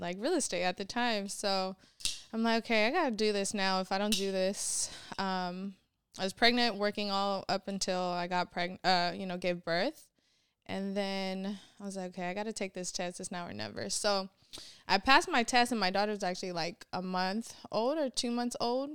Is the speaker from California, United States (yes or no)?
yes; San Francisco, California, United States; also born or lived in Sacramento, California / Vallejo, California; I grew up in San Francisco